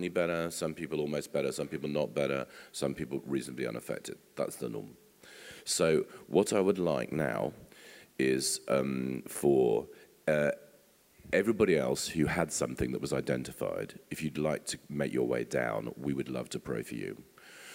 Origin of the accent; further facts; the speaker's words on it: England, United Kingdom; we're English and we like to be part of a small island